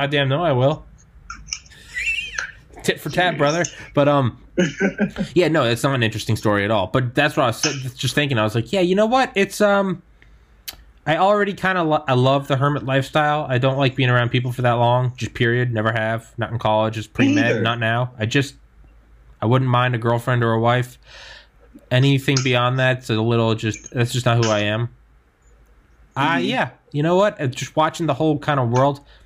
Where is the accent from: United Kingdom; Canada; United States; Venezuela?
United States; New Hampshire; now in Maryland, United States; I'm from New Hampshire, but I also haven't lived there since 2001